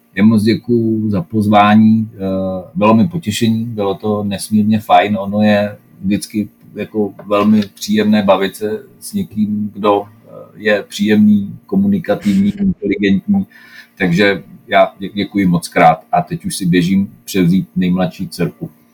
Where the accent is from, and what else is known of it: Czechia